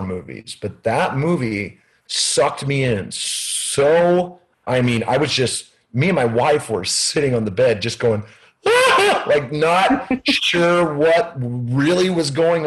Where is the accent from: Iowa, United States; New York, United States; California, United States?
Iowa, United States; Des Moines; growing up in Des Moines